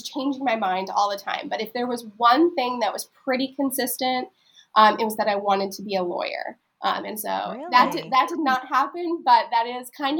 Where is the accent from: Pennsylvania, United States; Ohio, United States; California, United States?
Pennsylvania, United States; moved away as an adult; also born or lived in Florida / Texas; now in Maryland, United States; we live in Maryland now, but I grew up in Pennsylvania